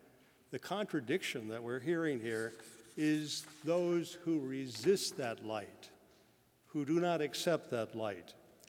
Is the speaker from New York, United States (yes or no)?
no; Kansas City, Missouri, United States; moved away; I'm from Kansas City